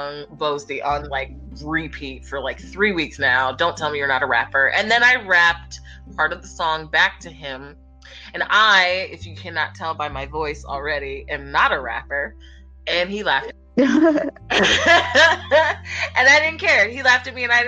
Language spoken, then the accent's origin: English; Philadelphia, Pennsylvania, United States; born or raised there